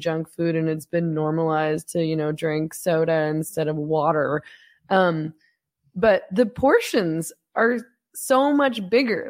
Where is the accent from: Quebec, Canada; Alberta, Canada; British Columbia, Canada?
British Columbia, Canada; Vancouver; accent: Canadian; moved away as an adult; now in Mexico; I'm from Vancouver, and so every time I would, I'm, I don't live in Canada anymore, I ran away to Mexico